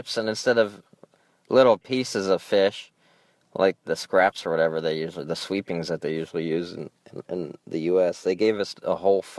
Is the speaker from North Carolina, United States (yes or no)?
no; Alaska, United States; I'm from Alaska.